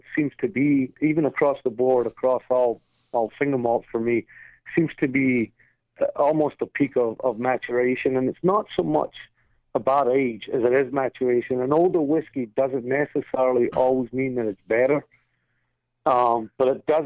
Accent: Scotland, United Kingdom; now in New York, United States; when I was growing up in Scotland

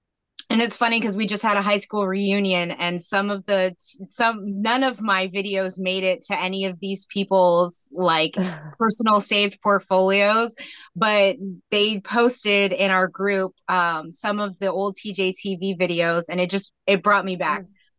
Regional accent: Federal Way, Washington, United States; also born or lived in Metlakatla, Alaska; Well, I'm actually from a small fishing village in Alaska called Metlakatla. Okay. And that's where I spent the first part of my childhood and then the rest of my summers until I was 18. But I grew up in the Federal Way area

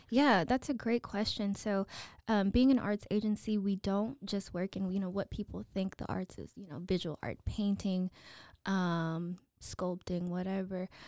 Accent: Waco, Texas, United States; also born or lived in Chicago / Baton Rouge; we moved here when I was five and did all my schooling in Waco I S D

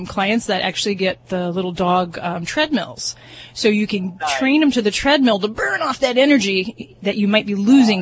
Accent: Las Vegas, Nevada, United States; I'm from Vegas

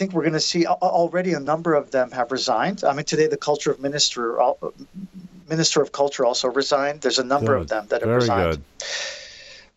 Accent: United States; now in Armenia; as an American

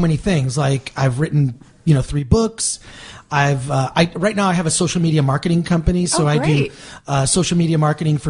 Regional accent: Michigan, United States; now in Los Angeles, United States; I'm from the Midwest.

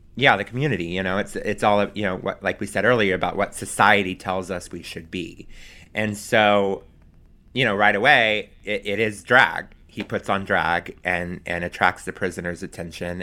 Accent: Pensacola, Florida, United States; moved away as an adult; also born or lived in Alabama; now in New York, United States; my parents who had moved from my hometown of Pensacola

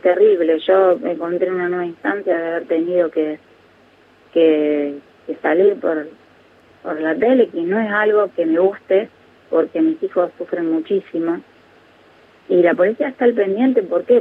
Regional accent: Santa Fe, Argentina; moved away; mi pueblo. Está en Santa Fe, eh, pero es un pueblo pequeño donde vive mi familia

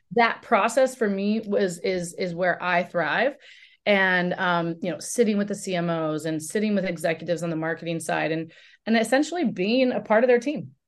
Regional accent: Oregon, United States; I grew up in Oregon

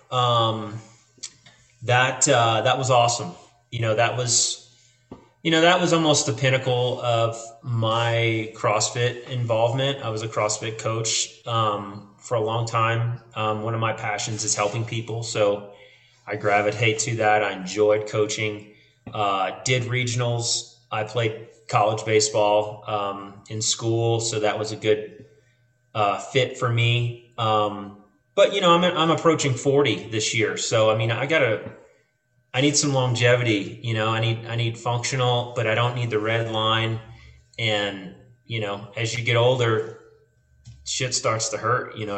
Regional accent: New Orleans, Louisiana, United States; moved away as an adult; also born or lived in San Antonio; now in Bozeman, United States; I, I, lived in San Antonio uh, after Hurricane Katrina. I'm originally from New Orleans. Lost everything in Katrina, moved to San Antonio, whole nother life there, right?

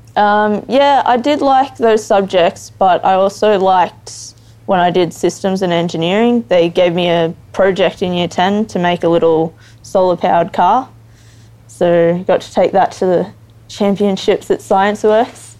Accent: Geelong, Victoria, Australia; I grew up in Geelong

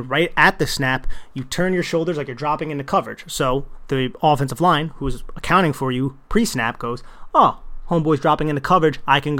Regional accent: New Jersey, United States; accent: New Jersey; my New Jersey accent just came out there like crazy.

